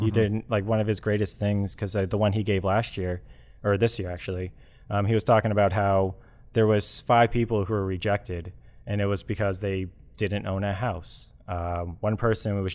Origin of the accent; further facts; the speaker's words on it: United States; I'm an American. I'm a white male in America